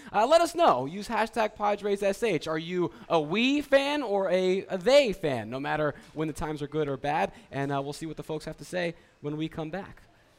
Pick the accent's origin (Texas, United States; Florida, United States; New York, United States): New York, United States; New York area, United States; moved away; say I grew up in the New York area.